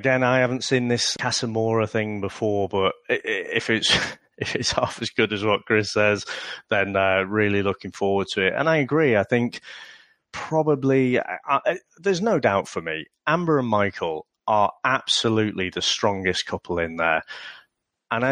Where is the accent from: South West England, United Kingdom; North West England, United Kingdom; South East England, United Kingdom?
North West England, United Kingdom; Liverpool; I'm actually originally from Liverpool